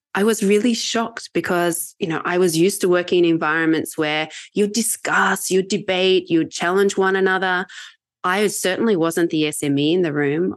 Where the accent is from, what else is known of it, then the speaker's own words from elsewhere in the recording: Australia; accent: Australian; moved away; I'm Australian